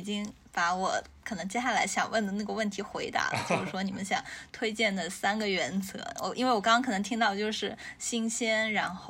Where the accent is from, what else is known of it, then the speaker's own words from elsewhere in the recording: China; 因为我们中国人就是对菜要新鲜这件事儿，就是非常的有执念